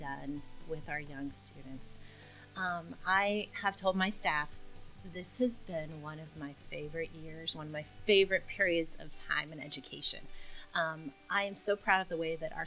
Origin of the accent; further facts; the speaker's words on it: Mason, United States; growing up in Mason